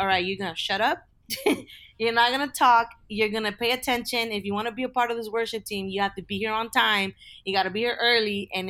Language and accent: English; California, United States; I am born and raised in Southern California. And growing up, I from a very young age, I remember going to church with my parents.